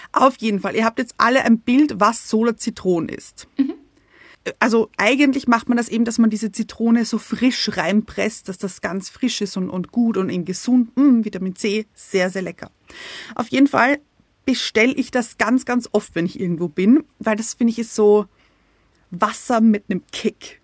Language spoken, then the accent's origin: German; Austria; wir kommen aus Österreich